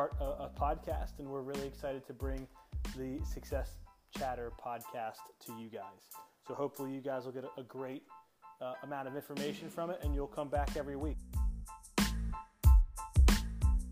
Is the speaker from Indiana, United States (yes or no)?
no; Crofton, Maryland, United States; I grew up right outside of Annapolis, Maryland, in a little town called Crofton